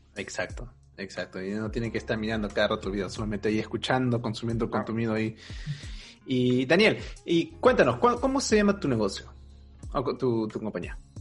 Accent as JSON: {"language": "Spanish", "country": "Peru", "moved": "yes", "lives_now": "Germany", "said": "yo, soy de Perú y no estoy viviendo en Perú, yo estoy viviendo en Alemania."}